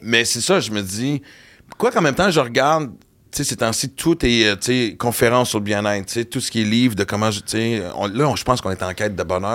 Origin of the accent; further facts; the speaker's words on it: Western Canada, Canada; moved away; J'ai grandi à l'Ouest canadien